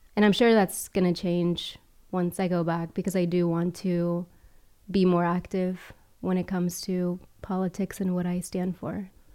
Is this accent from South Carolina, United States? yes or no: yes; Charleston, South Carolina, United States; moved away as an adult; also born or lived in Miami, United States / El Salvador (parents); now in Rome, Italy; I grew up in Charleston and I'm in Italy now